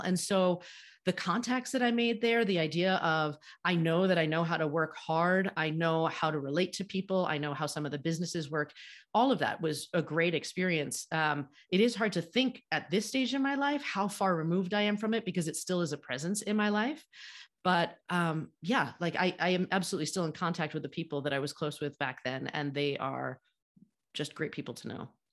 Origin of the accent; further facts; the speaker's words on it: United States; grew up in the United States just like I did